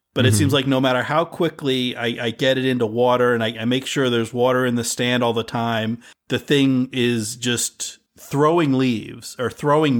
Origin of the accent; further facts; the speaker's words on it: United States; growing up in America